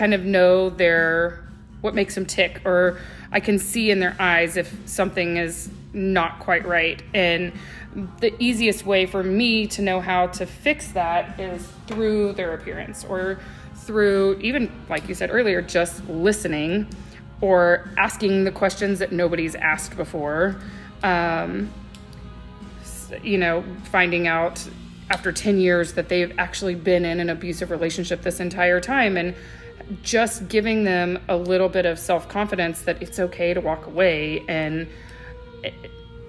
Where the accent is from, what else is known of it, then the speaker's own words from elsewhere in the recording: Oklahoma, United States; We are not French. We're from Oklahoma